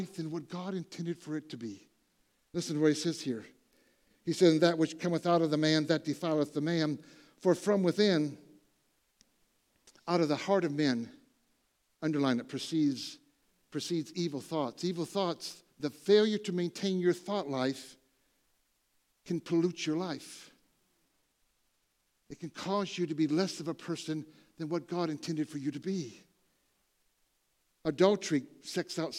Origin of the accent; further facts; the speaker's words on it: Michigan, Ohio, Midwest, United States; moved away; I grew up in Michigan, Ohio, you know, all my relatives farmers